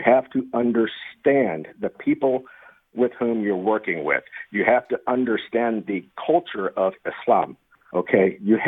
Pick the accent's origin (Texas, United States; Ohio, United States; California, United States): Texas, United States; Tyler; since I got back to my hometown of Tyler, Texas, back in 2018 and working here.